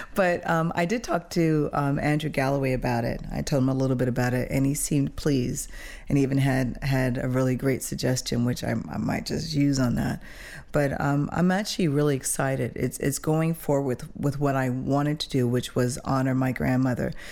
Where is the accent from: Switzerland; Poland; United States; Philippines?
Switzerland; moved away; also born or lived in Toronto; growing up in Switzerland